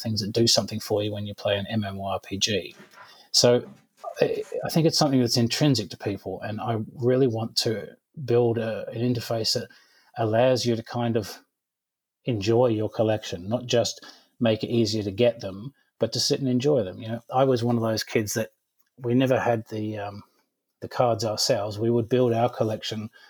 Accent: Cornwall, South West England, United Kingdom; I grew up in Cornwall in the UK

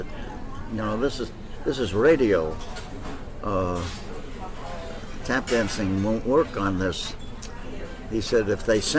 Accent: Queens and Valley Stream, Long Island, New York, United States; also born or lived in Brooklyn, New York; My folks were anxious to move out to Long Island

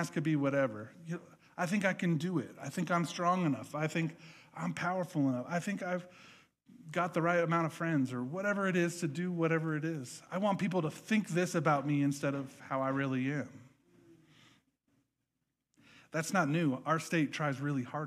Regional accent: Nebraska, United States; moved away; I grew up in Nebraska

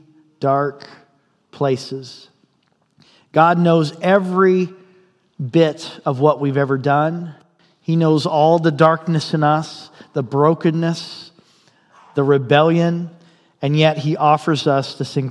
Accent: Indiana, United States; now in Fairbanks, United States; I'm from Indiana

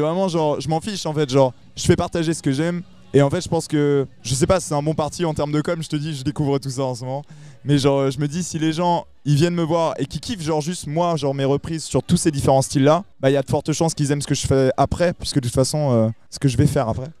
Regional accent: north of Nantes, Pays de la Loire, France; je viens du nord de Nantes.

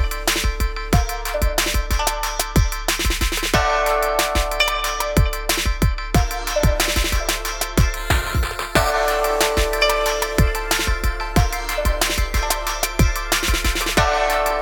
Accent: Northeast, United States; moved away as an adult; now in Tokyo, Japan; I grew up in the Northeast.

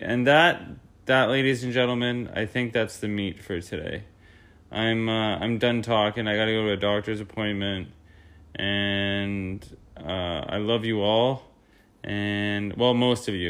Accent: Peterborough, Ontario, Canada; moved away; also born or lived in Canmore, Alberta; we're all from Peterborough

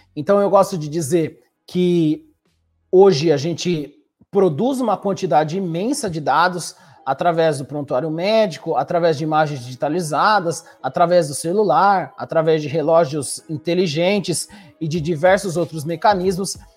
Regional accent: Brazil; moved away as an adult; also born or lived in New York, United States / Toronto, Canada; now in Kingston, Canada; sou brasileiro, formei no Brasil

